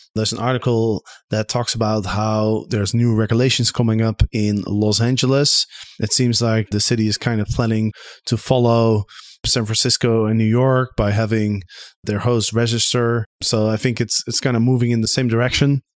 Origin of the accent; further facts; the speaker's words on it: Amsterdam, North Holland, Netherlands; my hometown of Amsterdam